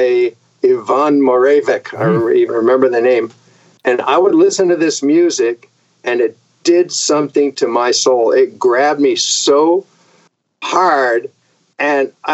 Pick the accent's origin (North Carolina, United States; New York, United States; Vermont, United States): Vermont, United States; also born or lived in Connecticut; I was born in Connecticut. We moved to Vermont when I was 4 years old.